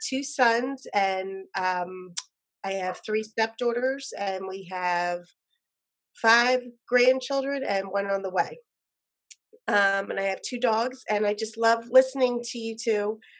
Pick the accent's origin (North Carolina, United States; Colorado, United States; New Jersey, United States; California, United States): New Jersey, United States; I'm from New Jersey, South Jersey